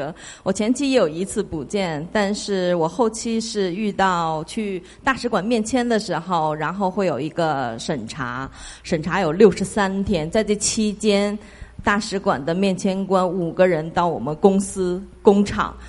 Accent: Guangzhou, Guangdong, China; now in United States; 那我这边呢是从广州过来的

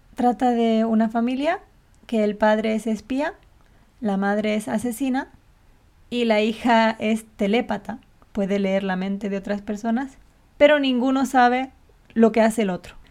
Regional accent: Canary Islands, Spain; accent: canario; como canaria

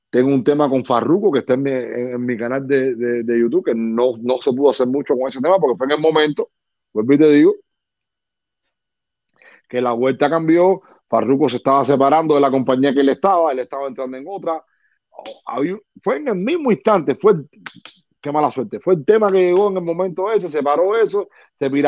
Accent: Cuba; moved away; Después que yo vine de Cuba para acá, mi vida dio un cambio a 180 grados.

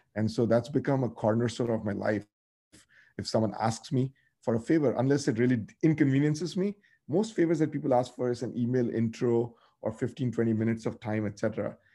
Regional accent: North India, India; I grew up in North India.

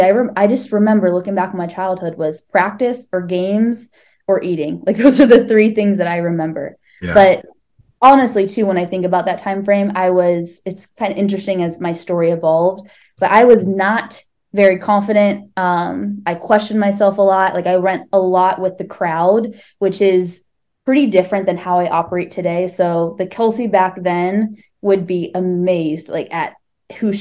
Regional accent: Northeast Ohio, United States; I grew up in suburbs, Northeast Ohio

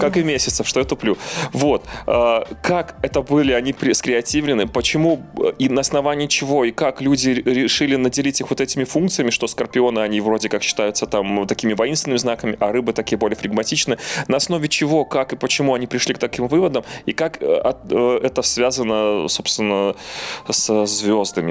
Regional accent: Belarus; now in Lviv, Ukraine; Я из Львова, но я белорус, и сердцем я с Беларусью

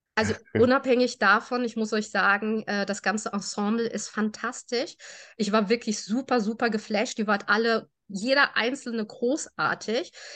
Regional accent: Germany; Meine Eltern sind aus Spanien. Äh, wir sind in Deutschland geboren

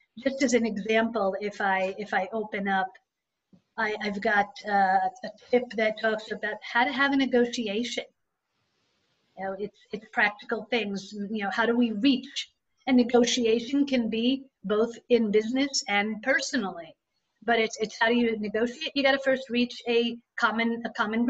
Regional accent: Israel; moved away; growing up in Israel was the fact that I was put in an environment that I didn't know the language, I didn't know the customs

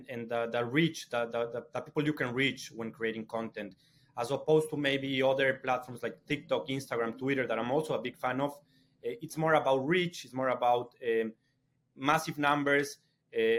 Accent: Ecuador; now in London, United Kingdom; I'm from Ecuador

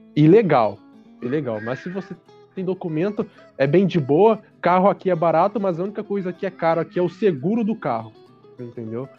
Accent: Brazil; moved away as an adult; also born or lived in Croatia; now in France; como nós somos brasileiros

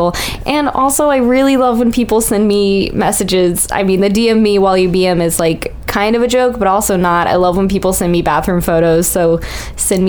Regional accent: Virginia Beach, Virginia, United States; now in Orlando, United States; I'm from Virginia Beach, which is a weird place in Virginia

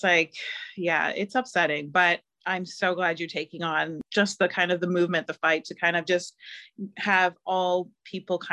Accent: Toronto, Ontario, Canada; I was born in Toronto

